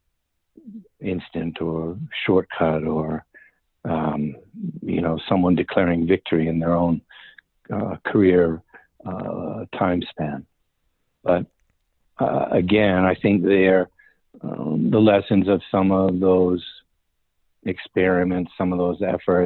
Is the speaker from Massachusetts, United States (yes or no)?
yes; Massachusetts, United States; where I grew up in Massachusetts